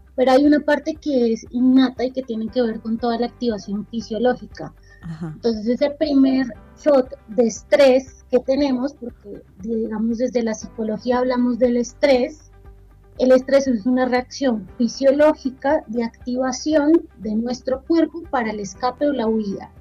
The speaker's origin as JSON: {"language": "Spanish", "region": "Bogotá", "country": "Colombia", "tie": "born or raised there", "also_born_or_lived": "Argentina", "moved": "as an adult", "said": "actualmente estoy en Bogotá, es mi ciudad natal"}